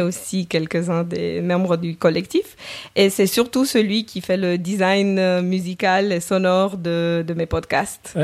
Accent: Romania; moved away as an adult; now in Geneva, Switzerland; je suis roumaine, le esco à la fin du nom le trahit

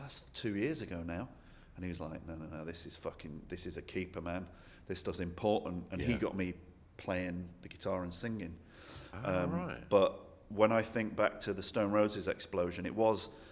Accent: Manchester, North West England, United Kingdom; growing up in Manchester

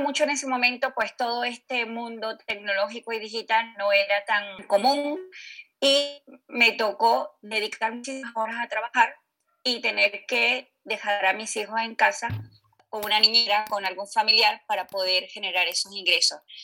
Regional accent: Venezuela; moved away; soy originaria de Venezuela

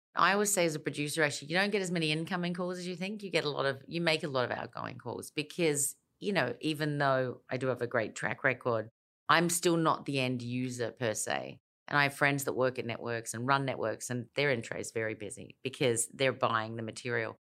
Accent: Elizabeth, South Australia, Australia; moved away; also born or lived in United States / London; I grew up in Elizabeth in South Australia

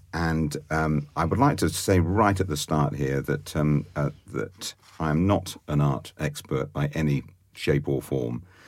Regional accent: Oxford, South East England, United Kingdom; I was brought up in Oxford and born and brought up in Oxford

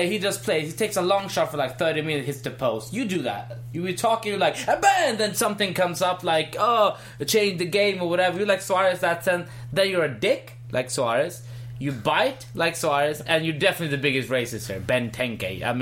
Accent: India; No, I'm Indian.

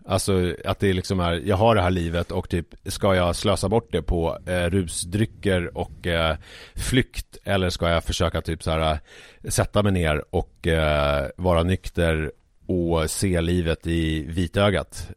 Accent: Haninge, Stockholm County, Sweden; villan som jag växte upp i, i Haninge

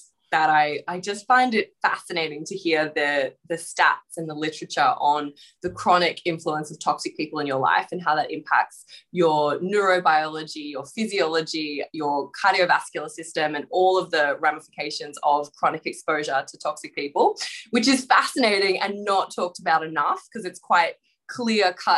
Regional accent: Canberra, Australian Capital Territory, Australia; moved away as an adult; now in Melbourne, Australia; I grew up in Canberra

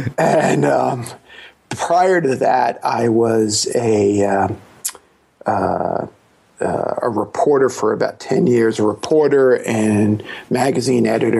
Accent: New York City, New York, United States; I was born in Brooklyn

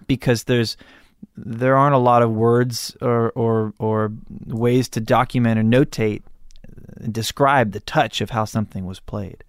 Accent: Malibu, California, United States; I grew up in Malibu.

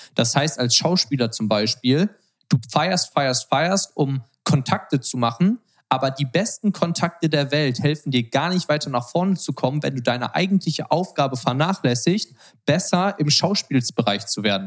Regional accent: Germany; moved away as an adult; now in Los Angeles, United States; als Deutscher ist man halt so richtig auf Business getrimmt

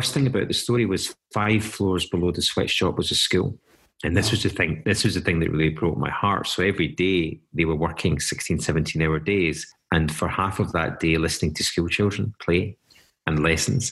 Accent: Paisley, Scotland, United Kingdom; growing up in Paisley

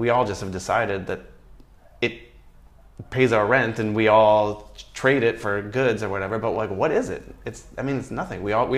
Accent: Canada; And it's kind of easy to do, to be honest, because Canadians love Canadians, my dad knows every single goddamn p

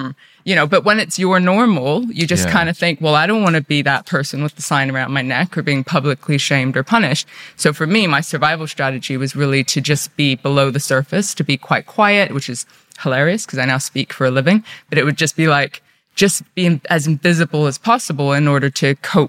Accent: India; also born or lived in Russia; We grew up in communes. We grew up in India and Russia.

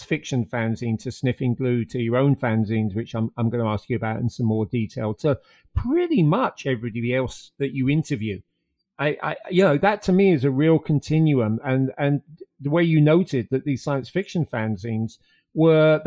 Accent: London, United Kingdom; as somebody who was growing up in London

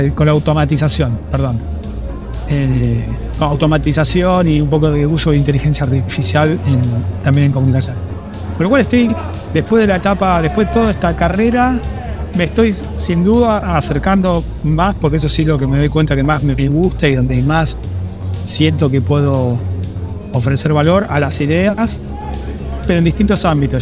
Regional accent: Argentina; moved away as an adult; also born or lived in London; siendo argentino

